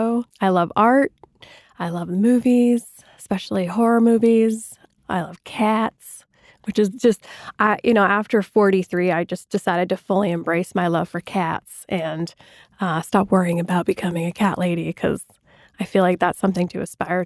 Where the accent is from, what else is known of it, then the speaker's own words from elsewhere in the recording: New Hampshire, United States; I'm from New Hampshire, so I'm like, I'm not a farmer